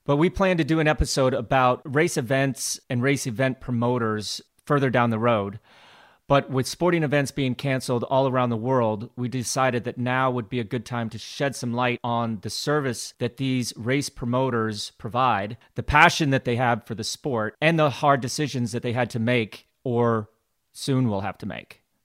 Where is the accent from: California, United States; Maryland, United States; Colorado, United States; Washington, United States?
Colorado, United States; Glenwood Springs; growing up in Glenwood Springs, Colorado, my father and his wife were race event promoters themselves